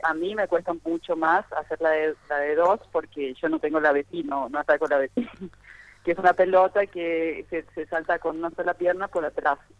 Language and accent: Spanish; Formosa, Argentina; now in Rio de Janeiro, Brazil